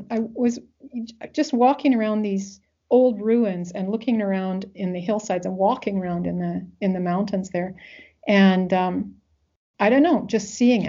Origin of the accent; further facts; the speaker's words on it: Wales, United Kingdom; But that's because, you know, I'm Welsh, right? And I was raised with a certain tradition.